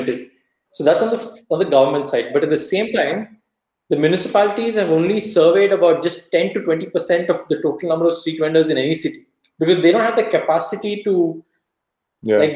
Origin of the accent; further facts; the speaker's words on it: Davangere, Karnataka, India; Davangere, which is my hometown